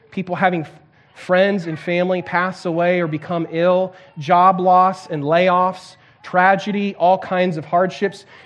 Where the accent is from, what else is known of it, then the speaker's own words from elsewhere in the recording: Santiago, Santiago Metropolitan Region, Chile; I can remember uh, growing up in Chile in South America and uh, in Santiago, big, huge city, um, like 7 million people, so this massive city.